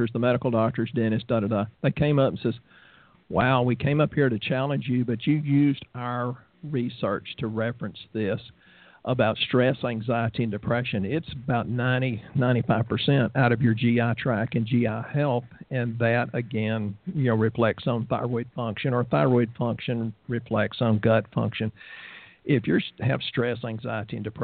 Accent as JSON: {"language": "English", "region": "the South", "country": "United States", "said": "We're from the South, so we eat a lot of pecan oil and walnut oil and a lot of butter"}